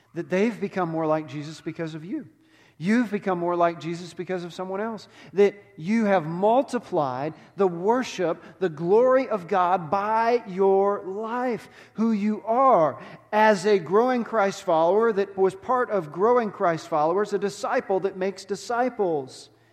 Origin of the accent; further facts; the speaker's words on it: Texas, United States; moved away; I grew up in Texas.